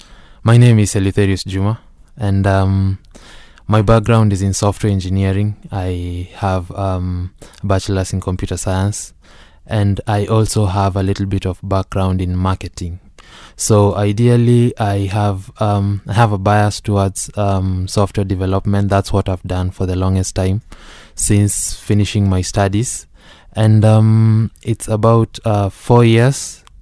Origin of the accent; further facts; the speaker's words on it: Nairobi, Kenya; growing up, I grew up in in Nairobi, and basically the necessity of coming up with Payland tracks back during my childhood.